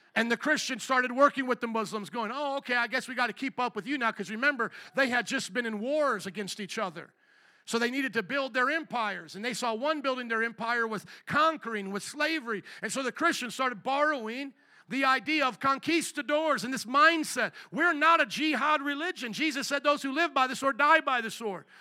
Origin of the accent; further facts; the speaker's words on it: United States; I am a kingdom citizen before I'm an American citizen, before I'm Polish and Italian